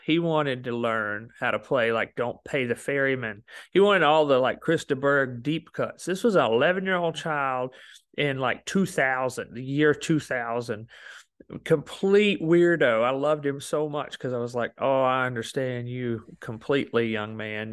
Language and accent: English; Alabama, United States; moved away as an adult; also born or lived in Memphis; I came from Alabama